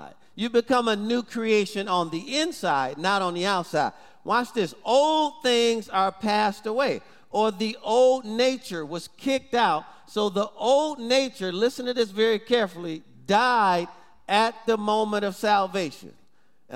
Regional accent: Detroit, Michigan, United States; growing up in Detroit

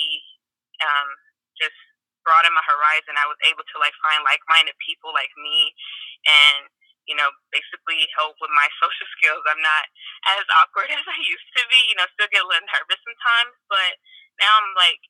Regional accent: Gary, Indiana, United States; I'm from Gary, Indiana

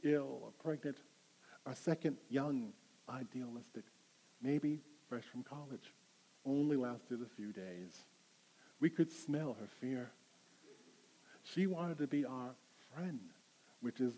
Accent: Rochester, New York, United States; I come from upstate New York, and Spokane reminds me a lot of Rochester, my hometown.

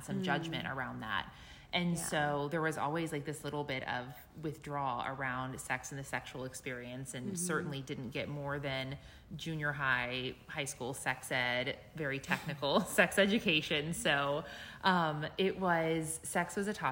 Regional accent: Midwest, United States; I grew up in the Midwest and very close to an area called the Bible Belt

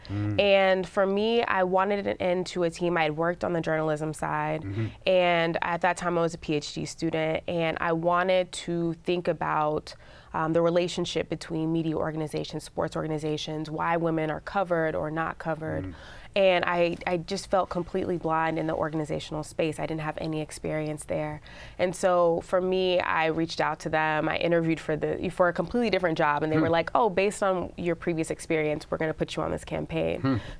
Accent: Dallas, Texas, United States; I'm from Dallas, Dallas Cowboys, footballs from all these legendary players.

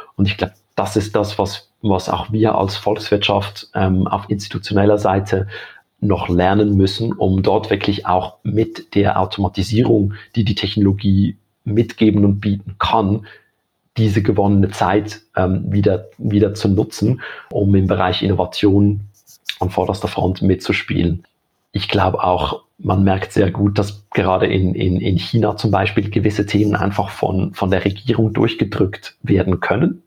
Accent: Switzerland; bei uns in der Schweiz

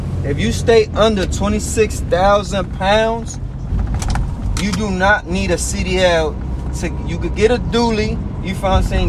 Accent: Bridgeport, Connecticut, United States; I'm from Bridgeport, really.

